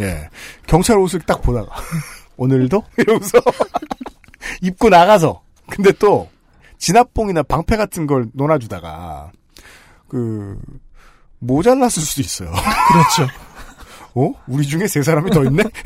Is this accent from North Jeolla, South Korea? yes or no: no; Seoul, South Korea; 서울에서 태어났던 사람으로서